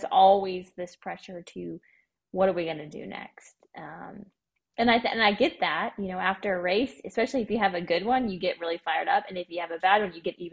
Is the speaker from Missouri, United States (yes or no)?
yes; Missouri, United States; now in Arkansas, United States; I'm from Missouri